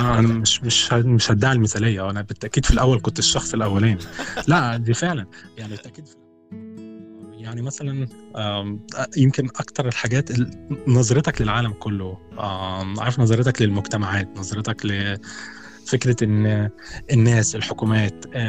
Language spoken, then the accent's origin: Arabic; Egypt; moved away as an adult; انا من مصر